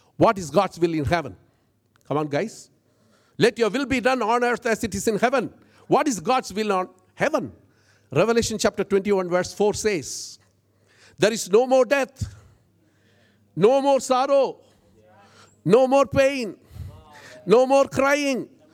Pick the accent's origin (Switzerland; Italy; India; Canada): India; I'm an Indian